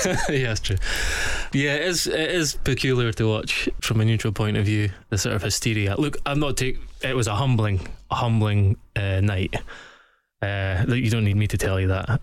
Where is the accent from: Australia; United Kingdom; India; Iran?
United Kingdom; Scotland; as a Scotsman